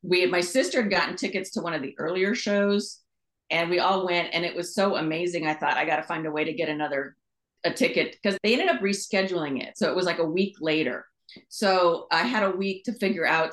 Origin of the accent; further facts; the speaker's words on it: Manhattan Beach, California, United States; also born or lived in Los Angeles / Costa Mesa; I grew up in Southern California, mostly in Manhattan Beach, and then down in, in Costa Mesa